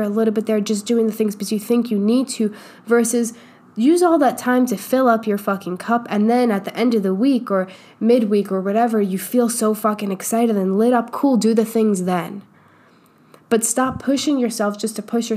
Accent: New York, United States; now in Austin, United States; I grew up in New York

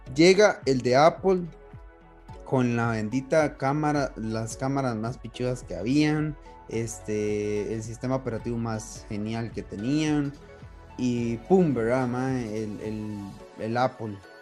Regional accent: Costa Rica; nosotros que somos de Costa Rica

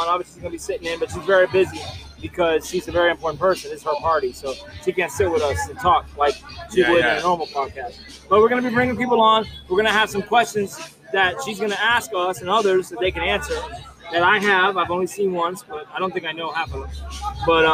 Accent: Fort Lauderdale, Florida, United States; also born or lived in Miami Gardens, Florida; I'm born in Fort Lauderdale, Florida

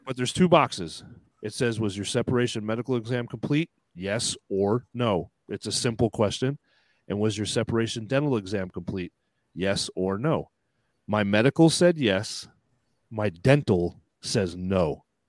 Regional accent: United States; I'm American

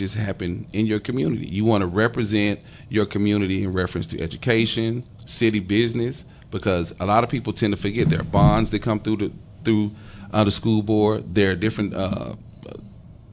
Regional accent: Dallas, Texas, United States; growing up in Oak Cliff

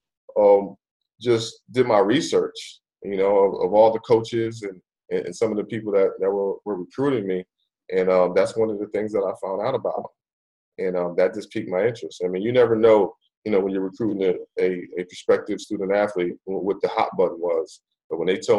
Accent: New Jersey, United States; moved away as an adult; also born or lived in Buffalo, New York / North Florida; I live right there in Jersey.

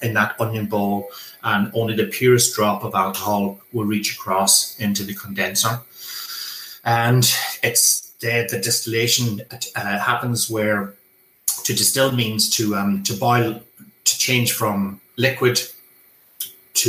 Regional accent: Ranafast, near Crolly, County Donegal, Ireland; I'm from Runafarshire, just over the road. I have been involved in the Irish language all of my life

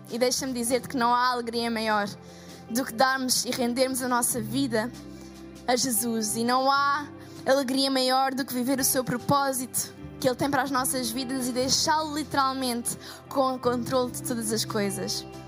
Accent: Portugal; sou portuguesa

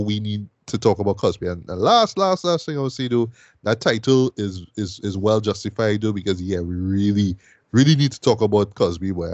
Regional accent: Trinidad & Tobago; I'm from Trinidad

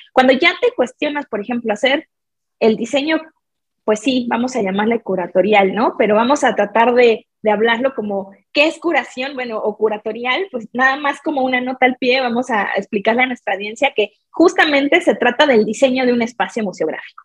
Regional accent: Mexico; mi experiencia como mexicana

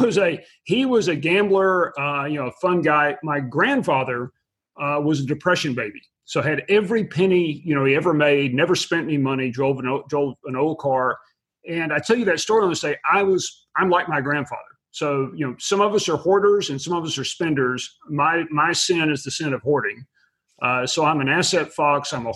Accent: Abilene, Texas, United States; I was born and raised in West Texas in a small town called Abilene

